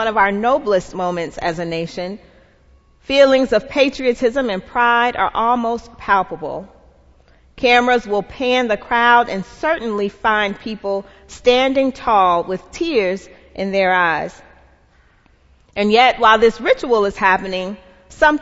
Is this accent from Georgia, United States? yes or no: yes; Atlanta, Georgia, United States; I'm from Atlanta